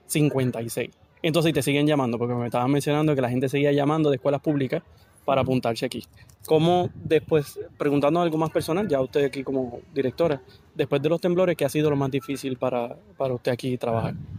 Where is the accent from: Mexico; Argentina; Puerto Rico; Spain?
Puerto Rico; nosotros como puertorriqueños